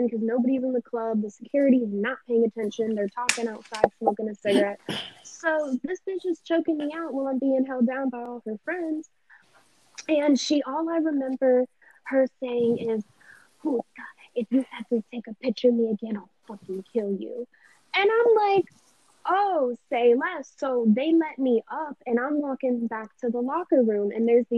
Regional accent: Pompano Beach, Florida, United States; I'm from Pompano

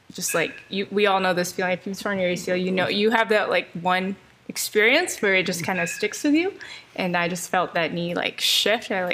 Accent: Elk Grove, California, United States; I'm from Elk Grove, California. I went to Franklin High School in Elk Grove

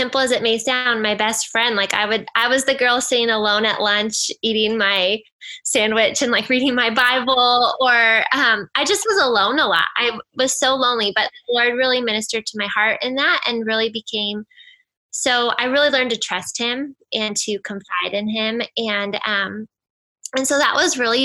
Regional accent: United States; So I grew up in Washington and I'm an only child

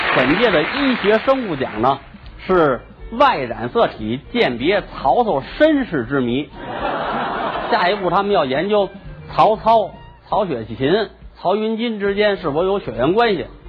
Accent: China; 我们中国人认为龙是吉祥的象征

